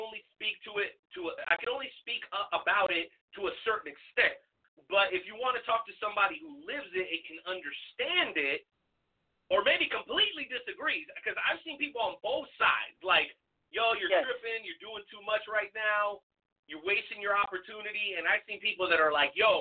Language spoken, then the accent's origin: English; South Florida, United States; moved away as an adult; also born or lived in Boca Raton, Florida; now in Kansas City area, United States; I grew up down in South Florida